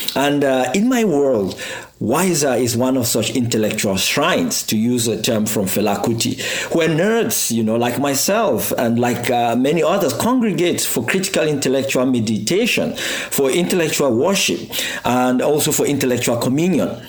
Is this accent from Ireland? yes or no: no; Cameroon; also born or lived in Botswana; now in Cape Town, South Africa; I come from Cameroon